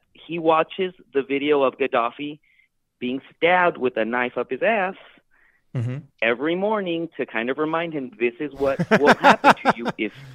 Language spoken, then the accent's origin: English; United States; Being an American